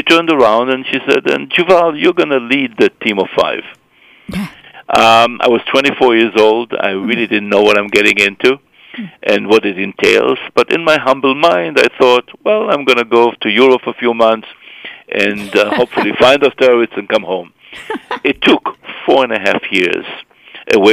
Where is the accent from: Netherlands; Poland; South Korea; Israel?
Israel; moved away; I'm originally from Israel, born and raised in Israel